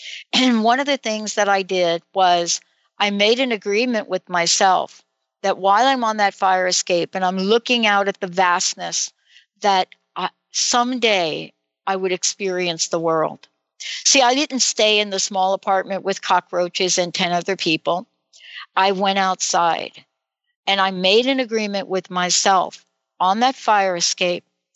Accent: East Coast, United States; moved away; growing up on the East Coast

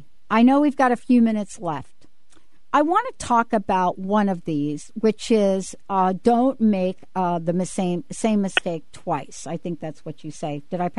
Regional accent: New York, United States; I'm from New York.

